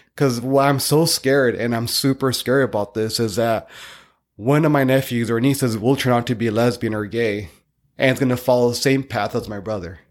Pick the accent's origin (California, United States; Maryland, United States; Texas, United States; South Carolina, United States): California, United States; Northern; I was born in Northern California